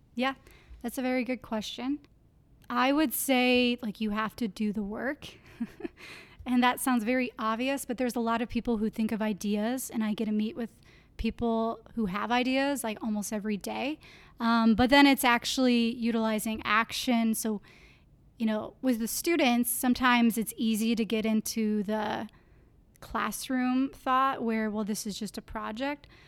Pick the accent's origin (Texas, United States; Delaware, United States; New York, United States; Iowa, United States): Iowa, United States; Clear Lake; I grew up in Clear Lake, Iowa.